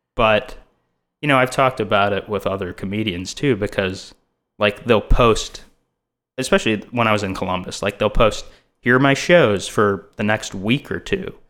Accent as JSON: {"language": "English", "country": "India", "moved": "yes", "lives_now": "Los Angeles, United States", "said": "another Indian comedian"}